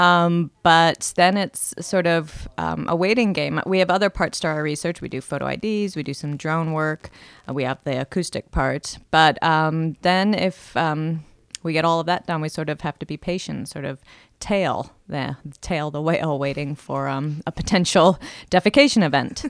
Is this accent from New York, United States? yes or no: no; Miami, Florida, United States; now in Oregon, United States; I grew up in Miami